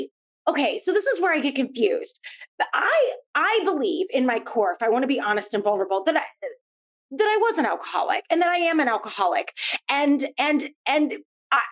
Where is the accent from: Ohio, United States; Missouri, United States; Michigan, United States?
Missouri, United States; St. Louis; I grew up in St. Louis